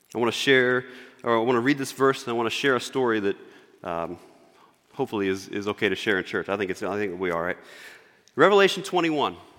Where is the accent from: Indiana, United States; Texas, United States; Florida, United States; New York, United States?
Indiana, United States; Northwest; moved away; We moved from Northwest Indiana down to the, uh, Indianapolis area.